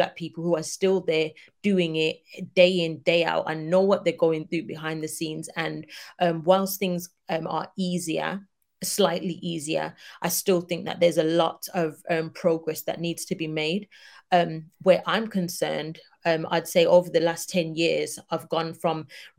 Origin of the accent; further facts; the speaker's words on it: United Kingdom; us as Black British people